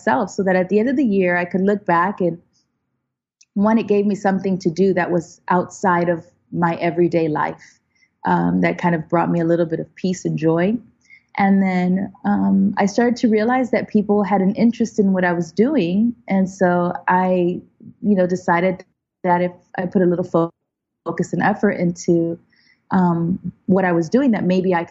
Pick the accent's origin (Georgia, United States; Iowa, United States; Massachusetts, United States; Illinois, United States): Illinois, United States; Chicago; also born or lived in Puerto Rico; now in Los Angeles, United States; we went to Chicago where the rest of my family was